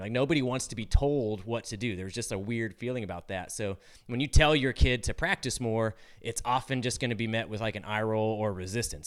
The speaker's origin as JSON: {"language": "English", "region": "California", "country": "United States", "moved": "yes", "said": "I'm from California originally"}